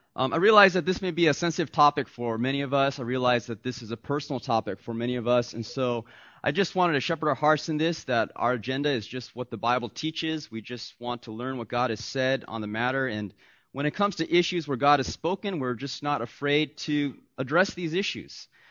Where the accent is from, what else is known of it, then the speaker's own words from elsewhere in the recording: Southern California, United States; I'm an American 'cause I was born and raised here in Southern California.